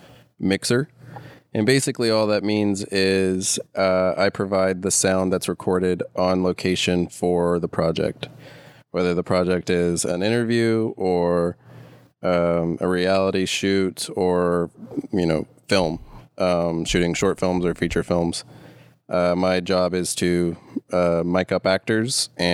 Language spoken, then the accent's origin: English; Charlotte, North Carolina, United States; I'm from Charlotte, North Carolina, which is where I met Trey and met Ken, sort of. Been here my whole life